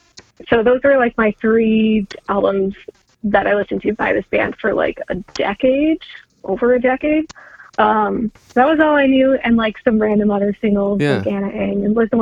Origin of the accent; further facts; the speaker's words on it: Canada; moved away; also born or lived in Chicago; Plus I'm Canadian, and I'm still like, I haven't been in Canada since 97, but my family's Canadian, so there's still words that I pronounce the Canadian way, and words that I pronounce the Midwestern Chicago way